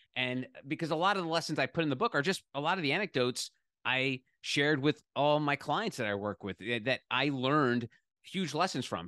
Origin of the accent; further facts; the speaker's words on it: New Jersey, United States; growing up in New Jersey